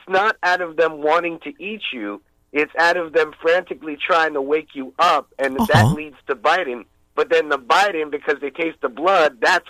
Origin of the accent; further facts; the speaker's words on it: Branson, Missouri, United States; my hometown.